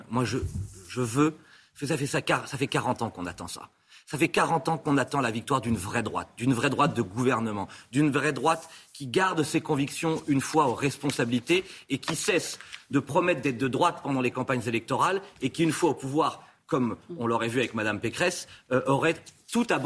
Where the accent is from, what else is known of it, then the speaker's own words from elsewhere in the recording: France; moi je viens de la France des classes moyennes, j'ai grandi pendant euh, près de 17 ans dans un quartier populaire